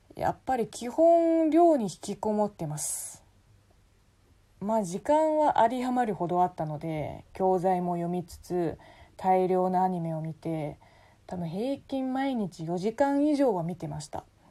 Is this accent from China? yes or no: yes; China; Japanese is a second language; moved away as an adult; now in Japan; 本国の大学を卒業して5年間いろんなところで働いてから日本に来た